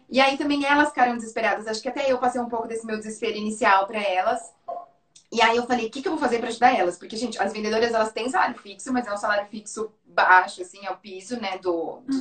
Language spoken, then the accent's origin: Portuguese; São Carlos, São Paulo, Brazil; Hoje a gente tem uma loja em São Carlos, que é onde, onde eu fundei, né? Que é de onde eu sou, no interior